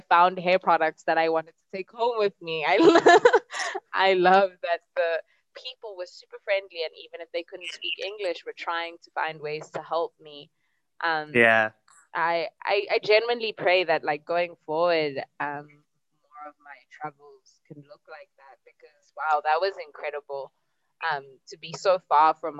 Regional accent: South Africa; as a South African

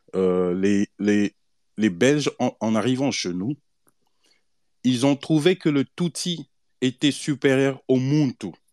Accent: DR Congo; Nous sommes congolais parce que Dieu a planté nos aïeux au Congo

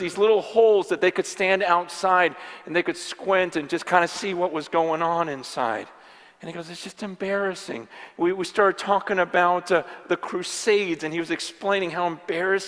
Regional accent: California, United States; my generation and growing up in California in the church for the last 20, 30 years

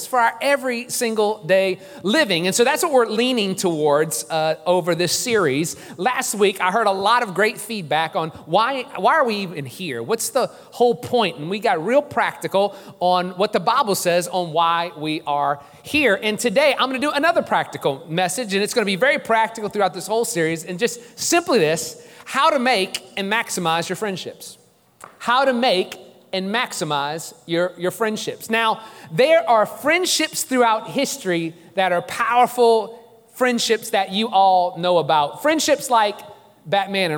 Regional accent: New Orleans, Louisiana, United States; I am from New Orleans

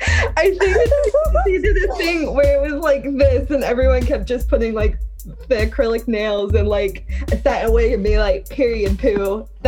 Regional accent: United States; accent: American; I am a British American, but it's probably hard to tell about the British part with my American accent, but I am.

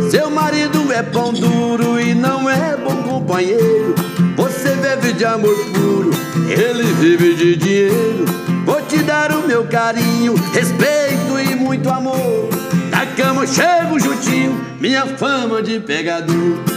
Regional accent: Barro Alto, Goiás, Brazil; Nós somos do Vale São Patrício. É, o Nerildo é de Nova Glória e sou de Barro Alto.

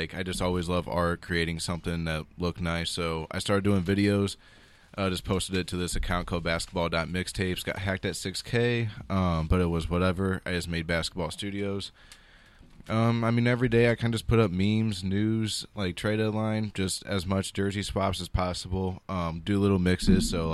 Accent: St. Louis, Missouri, United States; I'm from St. Louis

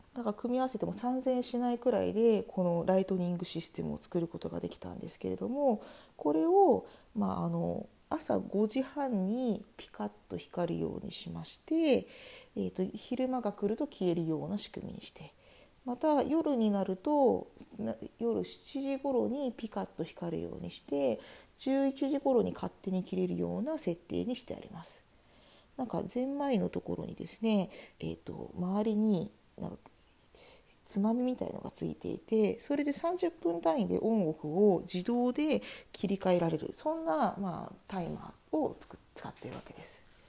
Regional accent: Japan; now in Germany

